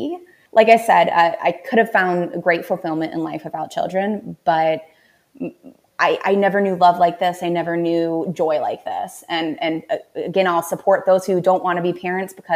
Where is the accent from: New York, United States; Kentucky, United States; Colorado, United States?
Colorado, United States; Colorado Springs; moved away as an adult; now in Minnesota, United States; I grew up in Colorado Springs. I'm a military brat. My dad was in the Army for 20 some years